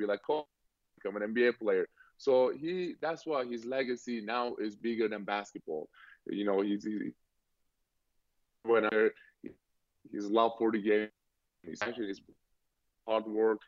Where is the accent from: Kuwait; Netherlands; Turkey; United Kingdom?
Turkey; now in Boston, United States; Well, I grew up in Turkey